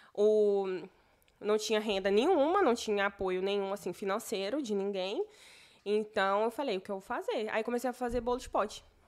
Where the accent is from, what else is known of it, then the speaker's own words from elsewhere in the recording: Morrinhos, Goiás, Brazil; moved away; also born or lived in Goiânia; eu sou de Morrinhos, Goiás